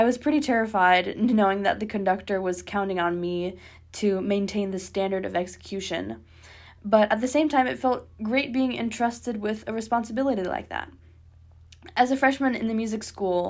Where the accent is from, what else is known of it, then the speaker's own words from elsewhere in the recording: Ypsilanti, Michigan, United States; I'm from Ypsilanti, Michigan, which is about 15 minutes away from the School of Music